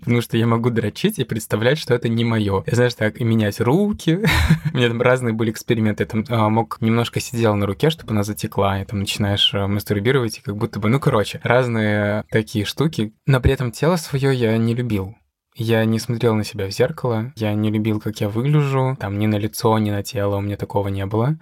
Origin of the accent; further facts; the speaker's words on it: Siberia, Russia; Я приехал с Сибири, в Семиис